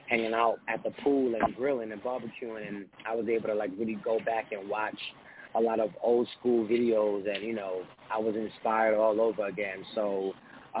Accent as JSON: {"language": "English", "region": "New York", "country": "United States", "said": "I'm from New York as well"}